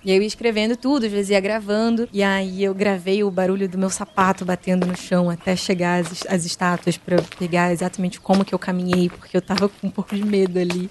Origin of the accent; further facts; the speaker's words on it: Rio de Janeiro, Brazil; accent: carioca; moved away as an adult; now in São Paulo, Brazil; muita gente fala de sotaque, porque eu sou carioca